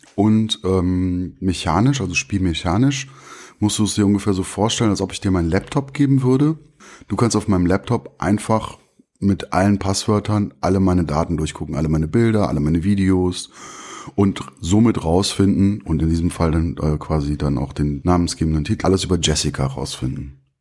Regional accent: Bonn, North Rhine-Westphalia, Germany; also born or lived in Turkey; ich bin Bonner. Ich bin hier aufgewachsen.

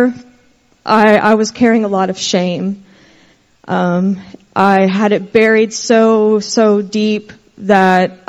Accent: Versailles, Kentucky, United States; I'm from Versailles, Kentucky

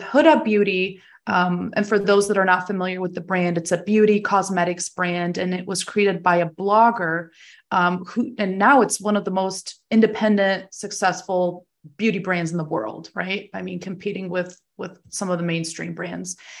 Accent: Germany; now in United States; I was originally born and raised there

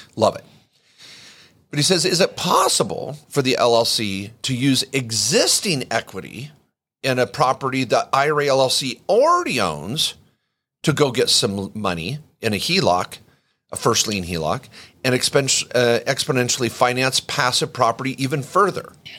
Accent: Washington, United States; I grew up in the Northwest

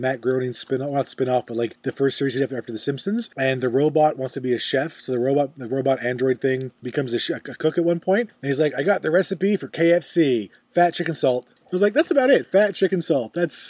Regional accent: Newfoundland and Labrador, Canada; Also, full of newfies. Yeah. My people go everywhere

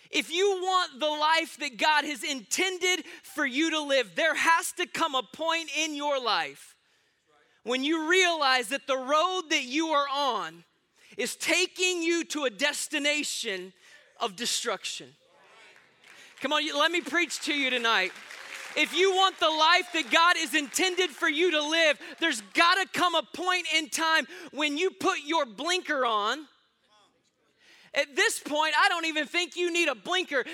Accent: Austin, Texas, United States; I am born and raised right here in Austin, Texas

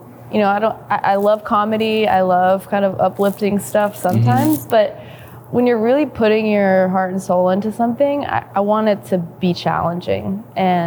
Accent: the South, United States; now in Chattanooga, United States; growing up in the South

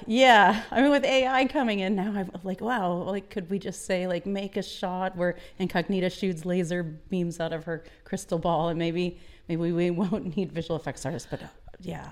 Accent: Nashville, Tennessee, United States; We're all from Nashville

